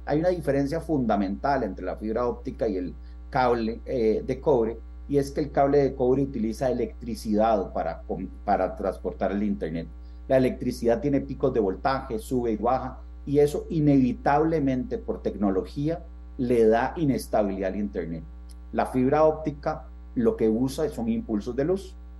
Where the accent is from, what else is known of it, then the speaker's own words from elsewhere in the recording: Costa Rica; somos ticos